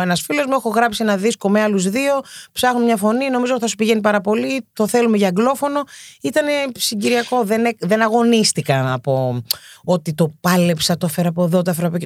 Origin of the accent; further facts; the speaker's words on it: Athens, Attica, Greece; Γεννήθηκα και μεγάλωσα στην Κυψέλη. Ναι, είμαι παιδί του κέντρου. Κέντρο Αθήνα